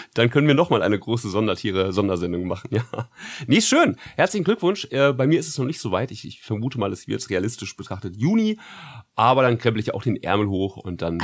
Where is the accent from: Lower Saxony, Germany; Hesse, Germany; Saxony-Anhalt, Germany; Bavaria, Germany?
Hesse, Germany; Frankfurt; als Frankfurter